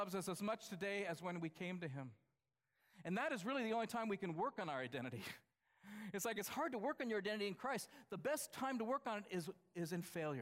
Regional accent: United States; I'm from the United States

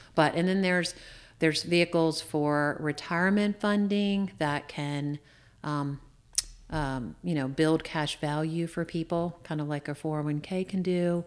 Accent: Shenandoah Valley, Virginia, United States; also born or lived in Washington, D.C. metro area; I grew up in the Shenandoah Valley

